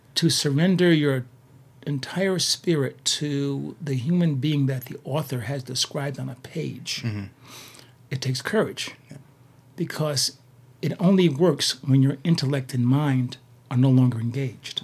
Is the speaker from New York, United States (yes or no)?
yes; Poughkeepsie, New York, United States; moved away as an adult; also born or lived in Boston; place you never heard of. It's called Poughkeepsie, New York.